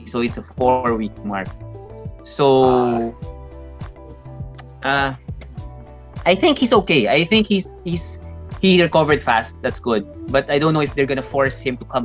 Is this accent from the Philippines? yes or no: yes; Philippines; we are from the Philippines.